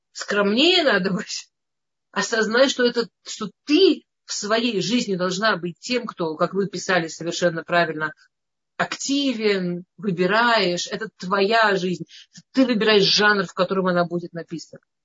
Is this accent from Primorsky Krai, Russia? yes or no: no; Moscow, Russia; я из Москвы